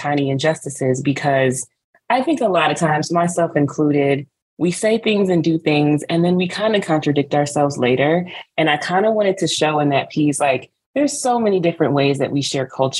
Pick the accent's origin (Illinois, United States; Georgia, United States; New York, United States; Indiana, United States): Georgia, United States; Smyrna; I'm Nigerian, born in Smyrna, Georgia